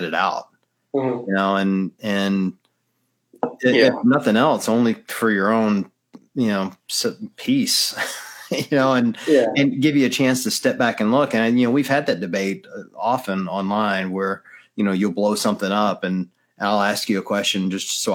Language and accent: English; Mississippi, United States; moved away; being raised in the deep South. I mean, I was raised in Mississippi